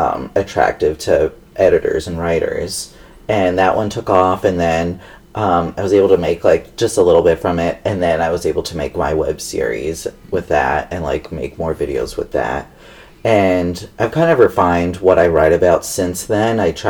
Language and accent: English; Long Island, New York, United States; Long Island, New York.